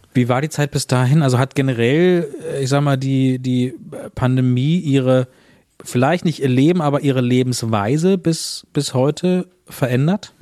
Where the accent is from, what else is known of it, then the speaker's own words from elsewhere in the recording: Berlin, Germany; als Berliner